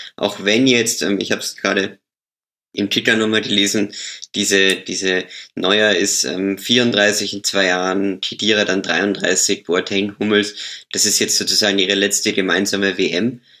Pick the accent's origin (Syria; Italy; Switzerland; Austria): Austria; ich bin ja, ich bin ja Österreicher